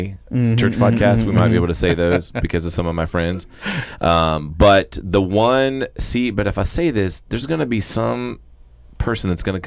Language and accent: English; Florida, United States; also born or lived in Texas; now in Arkansas, United States; I'm from Florida originally. My wife is from Oklahoma, met in Texas. And so now, well, we kind of live in Arkansas and Texas right now.